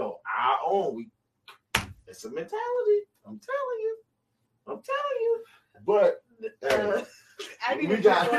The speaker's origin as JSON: {"language": "English", "country": "United States", "accent": "Geechee", "first_language": "Geechee (Gullah)", "said": "My first language is Geechee."}